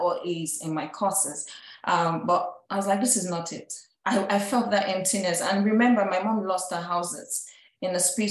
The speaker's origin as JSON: {"language": "English", "country": "Nigeria", "moved": "as an adult", "lives_now": "United States", "said": "I'm an immigrant from Nigeria"}